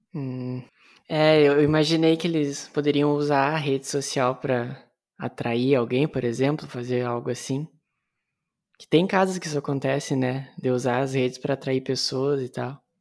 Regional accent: Santa Maria, Rio Grande do Sul, Brazil; do Rio Grande do Sul, bem no meio, de uma cidade ah. que se ah. chama Santa Maria.

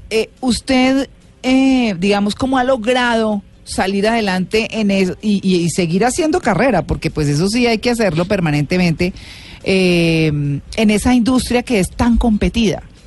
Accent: Bogotá, Colombia; los bogotanos nos sacamos pecho por lo de uno

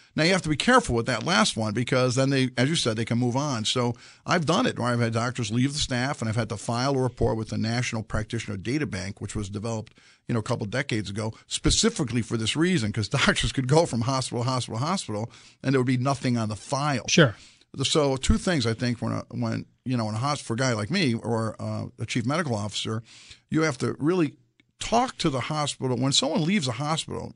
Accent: New York City, New York, United States; also born or lived in Mexico; I'm a son of Greek immigrants. I grew up in Brooklyn, New York

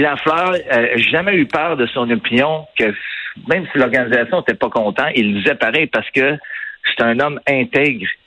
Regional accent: Montreal, Quebec, Canada; j'ai grandi à Ville-Saint-Michel

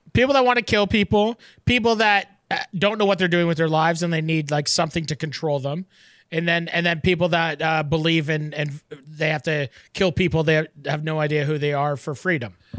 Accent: Canada; as a Canadian

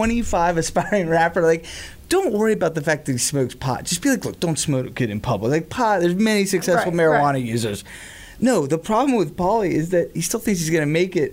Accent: Tampa, Florida, United States; I've been to many growing up in Tampa country bars.

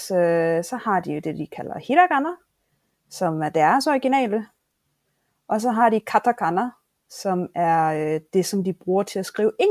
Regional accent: Southern Denmark, Denmark; Så ja, vi skal... jeg er Fynboer 100%.

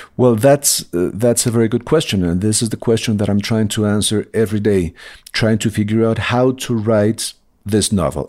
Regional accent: Colombia; moved away; I grew up in Colombia during these drug wars.

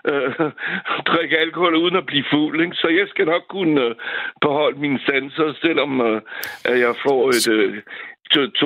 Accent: France; now in Valby, Denmark; ligesom uh, Frankrig, hvor jeg kommer fra.

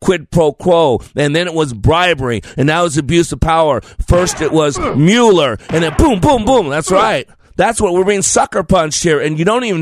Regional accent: Nevada, United States; I come from Nevada

